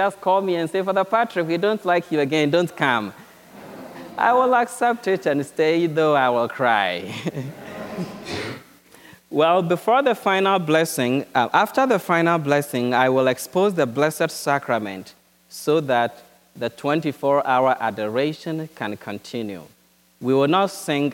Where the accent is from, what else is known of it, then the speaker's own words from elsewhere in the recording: Ghana; moved away as an adult; now in United States; my diocese back in Ghana.